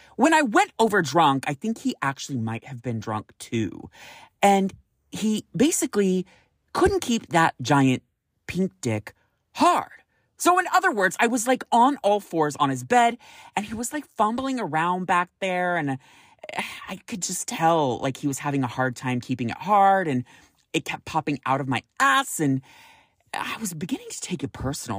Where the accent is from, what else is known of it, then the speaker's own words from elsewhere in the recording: Roseville, California, United States; moved away as an adult; now in San Francisco, United States; I grew up in Roseville, California